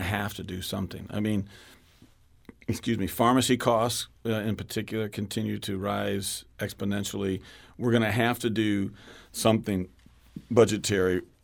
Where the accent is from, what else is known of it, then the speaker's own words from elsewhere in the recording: West St. Louis County, Missouri, United States; kid growing up in West Saint Louis County, I grew up in my district, went to Pond Elementary School and Lafayette High School out in West Saint Louis County